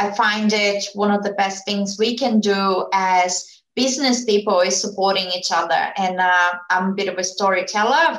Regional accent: Brazil; English is a second language; moved away as an adult; now in Australia; I was born in Brazil. I lived in Brazil until the age of 29. I went to uni there

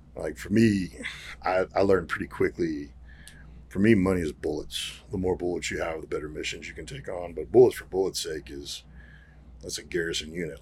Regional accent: Garland, Texas, United States; also born or lived in Arkansas; I grew up around here. I grew up in Garland, grew up in Arkansas

